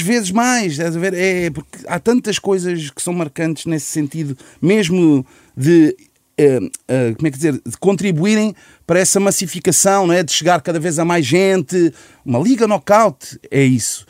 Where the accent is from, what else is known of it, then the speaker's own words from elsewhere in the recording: Lisbon, Portugal; Eu, eu pessoalmente só saí de Chelas